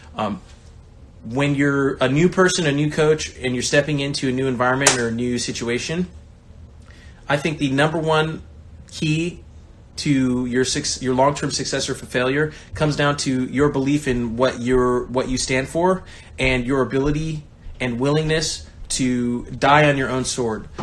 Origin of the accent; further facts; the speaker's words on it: Bakersfield, California, United States; moved away; I come from Bakersfield, California. I'm the only person from my town that's made it pro